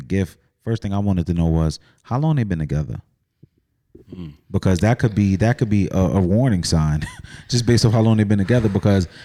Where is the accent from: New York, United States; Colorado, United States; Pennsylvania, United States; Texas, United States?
New York, United States; New York City; I was from the Bronx